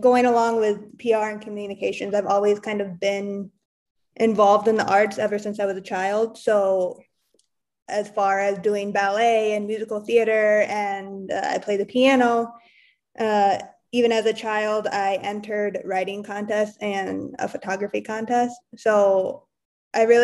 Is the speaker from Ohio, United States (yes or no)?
no; West Michigan, United States; also born or lived in St. Joseph, Michigan / Kalamazoo, Michigan; I'm from West Michigan. So I lived in St. Joseph and Kalamazoo area